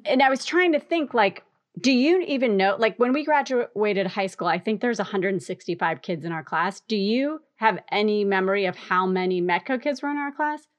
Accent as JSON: {"language": "English", "town": "Wayland", "region": "Massachusetts", "country": "United States", "tie": "born or raised there", "said": "I grew up in Wayland, Massachusetts, which was, like, a white suburb"}